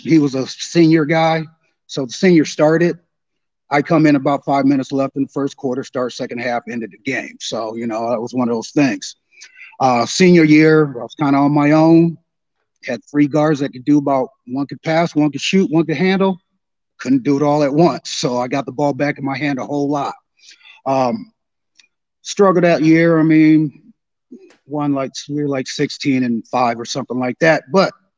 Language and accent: English; Cedar Rapids, Iowa, United States; moved away as an adult; also born or lived in Waterloo, Iowa; now in Spokane, United States; I'm originally from Cedar Rapids, Iowa. Been out here in the Spokane area about 25 years now